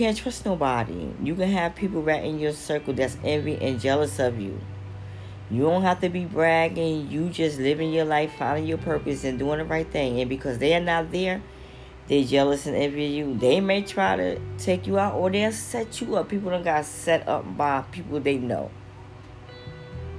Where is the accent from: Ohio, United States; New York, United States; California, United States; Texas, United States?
New York, United States; now in Philadelphia, United States; I'm from New York, but I live in Philly now